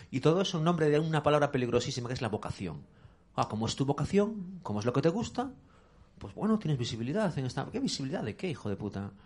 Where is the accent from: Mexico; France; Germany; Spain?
Spain; Galicia; moved away as an adult; now in Madrid, Spain; yo era un crío de un pueblo gallego pequeño